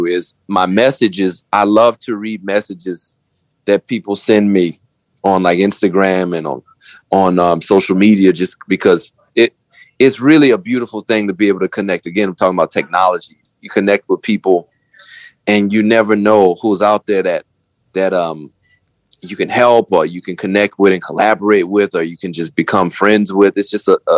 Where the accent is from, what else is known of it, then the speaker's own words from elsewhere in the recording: New Orleans, Louisiana, United States; I'm from New Orleans